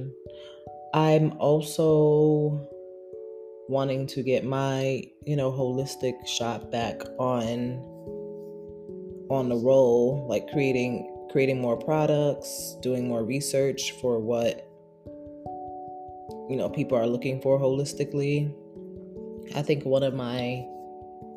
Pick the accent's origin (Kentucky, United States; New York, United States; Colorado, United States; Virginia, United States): New York, United States; New York City; moved away as an adult; also born or lived in San Diego; now in New Jersey, United States; I moved back to Brooklyn, which is my hometown